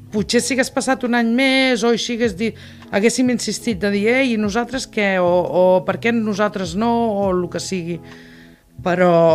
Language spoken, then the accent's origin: Catalan; Tarragona, Catalonia, Spain; vaig néixer a Tarragona al 1959 i soc tarragonina de, de, de soc arrel